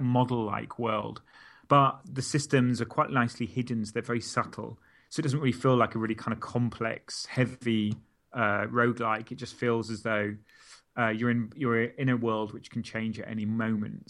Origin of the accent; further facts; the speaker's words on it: Stockport, North West England, United Kingdom; also born or lived in Milton Keynes; I was born in Mil-, literally just outside Milton Keynes. We moved to Stockport when I was eight or nine.